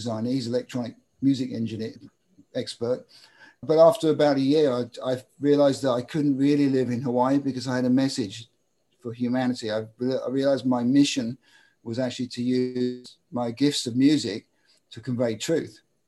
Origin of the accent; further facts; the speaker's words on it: United Kingdom; As you can tell by my accent, I'm an English guy who grew up just outside London